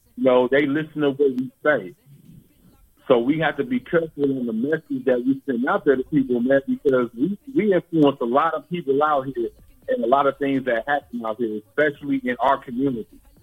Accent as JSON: {"language": "English", "town": "East Palo Alto", "region": "California", "country": "United States", "tie": "born or raised there", "also_born_or_lived": "Memphis, Tennessee", "moved": "yes", "lives_now": "Sacramento, United States", "said": "I grew up in the Bay Area. Um, I grew up in a, a town called East Palo Alto"}